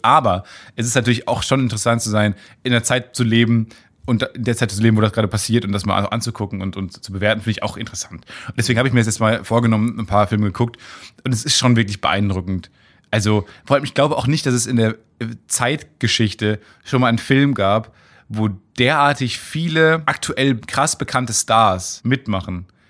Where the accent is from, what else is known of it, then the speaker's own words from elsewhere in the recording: Kamen, North Rhine-Westphalia, Germany; moved away; in Kamen damals, in meiner Heimatstadt